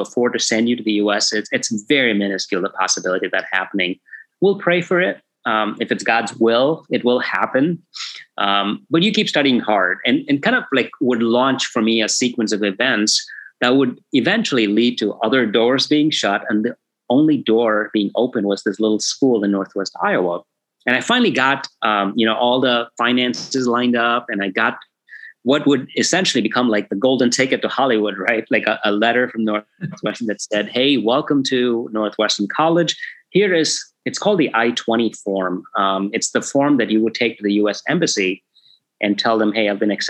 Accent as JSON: {"language": "English", "town": "Bangalore", "region": "Karnataka", "country": "India", "tie": "born or raised there", "moved": "as an adult", "said": "Bangalore, my hometown"}